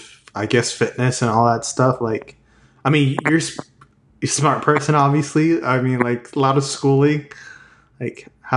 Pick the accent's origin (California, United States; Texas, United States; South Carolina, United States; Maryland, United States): Texas, United States; I'm from Texas